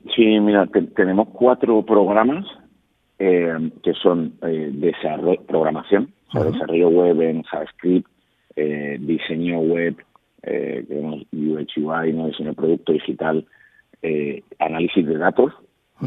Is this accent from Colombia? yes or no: no; Málaga, Andalusia, Spain; moved away; el orgullo ¿no? que siento de ser malagueño